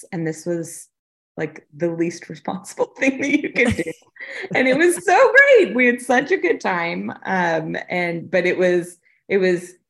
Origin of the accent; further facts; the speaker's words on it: the North Shore, Louisiana, United States; moved away as an adult; also born or lived in Atlanta, Georgia; now in Palm Beach County, Florida, United States; I was born and raised on the North Shore, graduated from LSU and moved to Atlanta for about 10 years